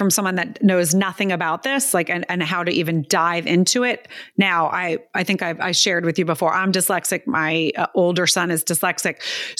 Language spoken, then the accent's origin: English; East Coast, United States; Like I would never have thought Texas, and I'm from the East Coast as well.